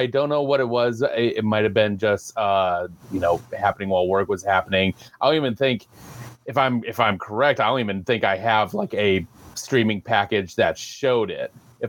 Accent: United States; As an American, as an ignorant American.

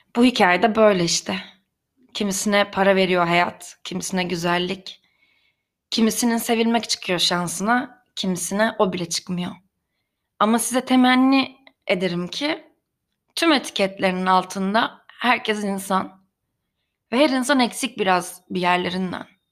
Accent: Karabük, Karabük Province, Turkey; Ben Karabük'te beyaz floresan ışıklı bir lojman dairesinde büyüdüm

